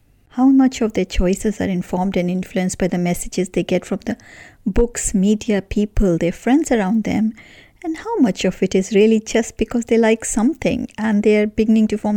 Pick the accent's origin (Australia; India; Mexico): India; moved away as an adult; now in United Kingdom; I grew up in India in a relatively homogeneous society